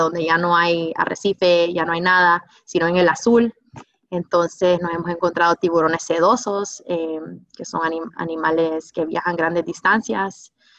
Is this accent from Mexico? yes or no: no; Honduras; como hondureños